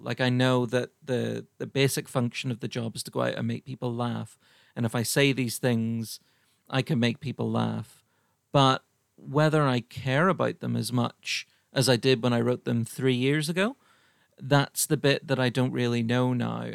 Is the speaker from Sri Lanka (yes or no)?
no; Ireland; I'm Irish